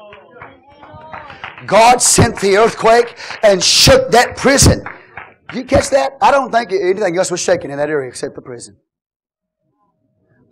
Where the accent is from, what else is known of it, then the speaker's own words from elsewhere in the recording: United States; I'm an American